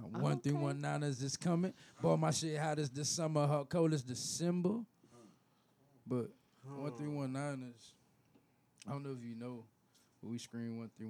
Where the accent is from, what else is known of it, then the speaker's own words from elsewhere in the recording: New Orleans, Louisiana, United States; I'm from New Orleans.